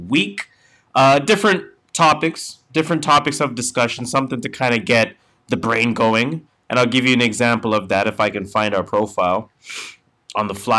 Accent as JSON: {"language": "English", "country": "Canada", "said": "we're Canadian"}